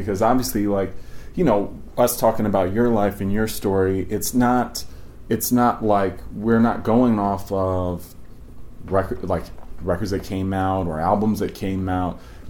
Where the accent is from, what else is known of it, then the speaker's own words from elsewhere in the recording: the South, United States; Well, growing up in the South, I know CBs from people in their pickup trucks